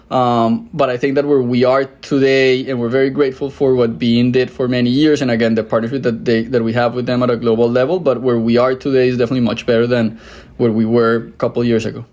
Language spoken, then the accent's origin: English; Colombia; moved away as an adult; also born or lived in Mexico City, Mexico; now in United States; I'm originally from Colombia